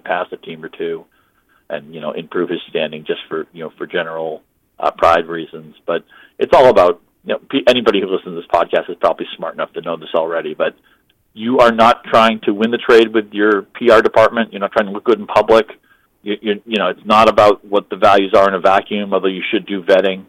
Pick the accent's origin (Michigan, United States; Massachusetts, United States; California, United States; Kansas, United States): Michigan, United States; moved away; the hometown auction I do with friends in Michigan